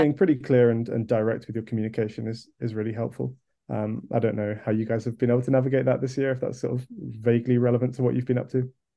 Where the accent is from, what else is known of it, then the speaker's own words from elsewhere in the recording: Kent, South East England, United Kingdom; now in London, United Kingdom; I'm currently living in London, but I grew up in Kent